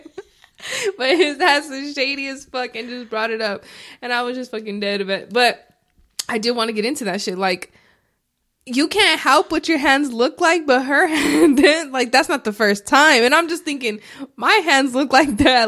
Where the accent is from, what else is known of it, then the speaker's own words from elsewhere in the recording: Arizona, United States; I'm from Arizona